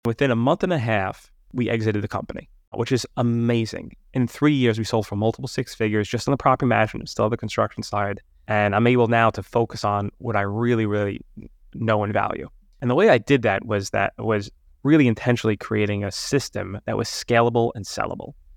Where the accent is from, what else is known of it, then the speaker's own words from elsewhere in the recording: New York City, New York, United States; moved away; I'm from Staten Island, New York.